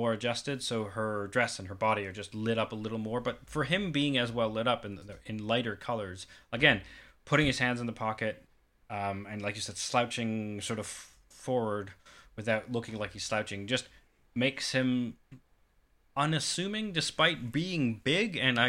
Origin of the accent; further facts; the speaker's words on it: Kansas City, Missouri, United States; also born or lived in Atlanta, Georgia / South Carolina; I was born and raised in Kansas City by way of Atlanta, Georgia.